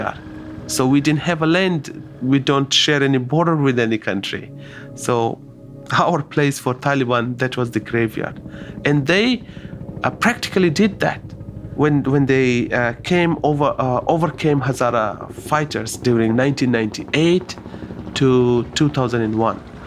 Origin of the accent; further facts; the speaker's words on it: Pakistan; also born or lived in Afghanistan; now in Australia; born in Afghanistan, and then they migrated to Pakistan. So I grew up in Pakistan.